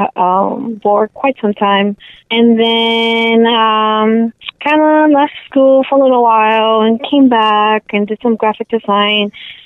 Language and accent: English; Miami, Florida, United States; moved away as an adult; also born or lived in Venezuela / Charlotte; now in Orlando, United States; I came here when I was 9, and I lived in Miami for a while.